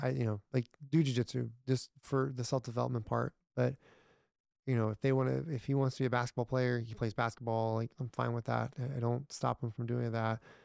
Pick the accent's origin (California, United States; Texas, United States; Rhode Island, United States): Texas, United States; Irving; my granddad, we grew up in Ir, m, Irving, and they had a farm